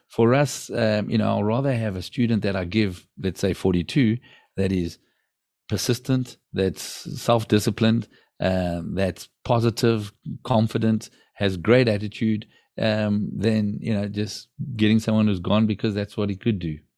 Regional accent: South Africa; now in Portugal; I grew up in South Africa

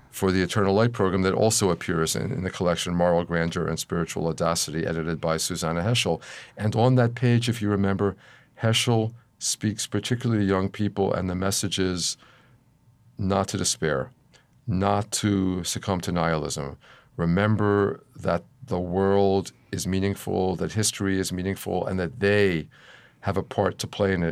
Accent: Philadelphia, Pennsylvania, United States; when I was a child, growing up in Philadelphia in the nineteen fifties.

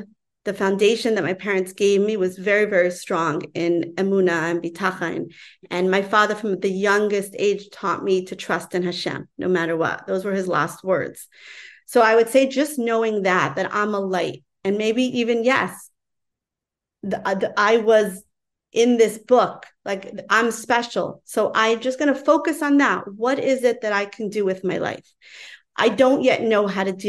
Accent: New York City, New York, United States; I grew up in Crown Heights

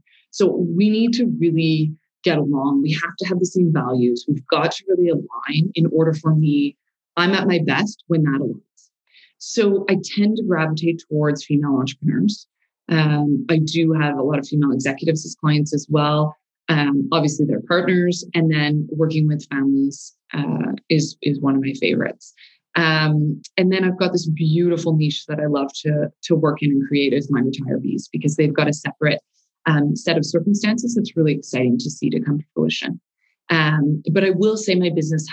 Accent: Montreal, Quebec, Canada; moved away as an adult; now in Calgary, Canada; born and raised in Montreal, moved to Calgary in 06

